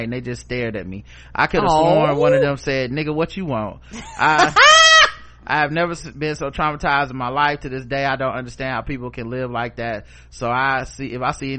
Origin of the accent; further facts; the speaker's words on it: the South, United States; I'm from the South